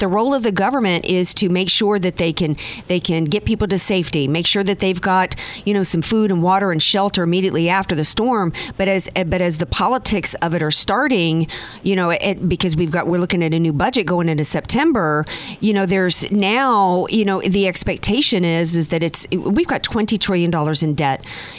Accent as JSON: {"language": "English", "region": "the South", "country": "United States", "tie": "born or raised there", "said": "Growing up in the South after Camille, the lesson was don't ride it out."}